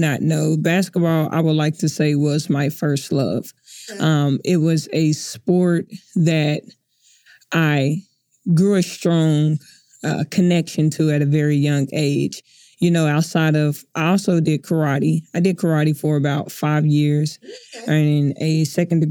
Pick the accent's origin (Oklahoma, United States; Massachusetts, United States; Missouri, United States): Oklahoma, United States; Oklahoma City; I was born and raised here in Oklahoma City